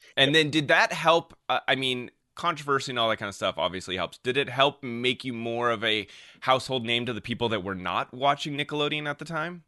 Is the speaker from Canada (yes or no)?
no; Denver, Colorado, United States; now in California, United States; I am originally from Denver, Colorado